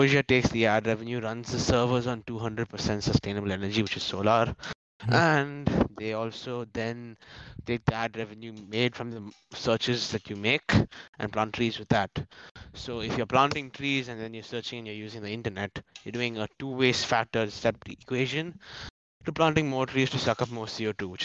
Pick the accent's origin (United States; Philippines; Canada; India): India